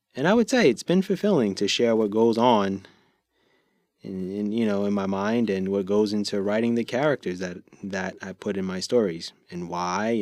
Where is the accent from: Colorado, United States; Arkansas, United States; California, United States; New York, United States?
New York, United States; I'm from New York